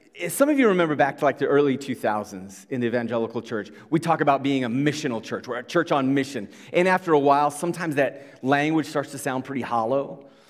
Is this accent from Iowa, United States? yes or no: yes; Iowa, United States; moved away; we come from Iowa.